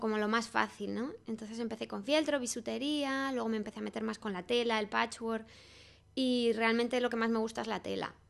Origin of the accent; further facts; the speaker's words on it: Salamanca, Castile and León, Spain; moved away as an adult; now in Madrid, Spain; me vine a Madrid, soy de Salamanca